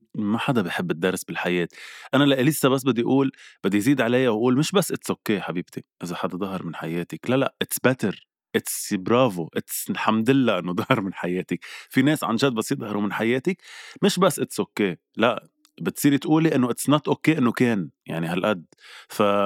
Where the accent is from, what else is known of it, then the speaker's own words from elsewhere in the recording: Lebanon; نحن كلبنانيه وكعرب